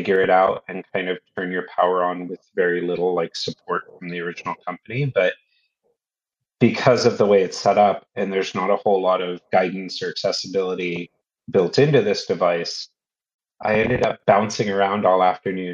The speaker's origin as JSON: {"language": "English", "country": "United States", "moved": "as an adult", "lives_now": "London, United Kingdom", "said": "as an American who now lives in London"}